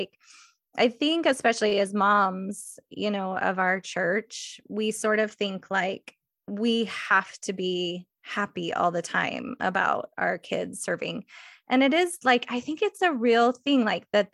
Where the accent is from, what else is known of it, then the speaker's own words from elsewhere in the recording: Eagle, Idaho, United States; I'm from Eagle, Idaho, which is, I like to say, on the western side of the state.